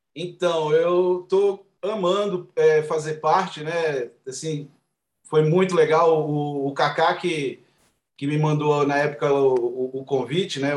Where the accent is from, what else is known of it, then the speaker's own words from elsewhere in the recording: Gama, Federal District, Brazil; Eu sou da, da periferia do Gama, moro no Gama